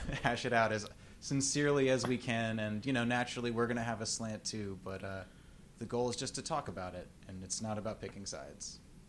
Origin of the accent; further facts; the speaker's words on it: Texas, United States; moved away as an adult; And I grew up in Texas, spent 30 years there in a pretty libertarian family.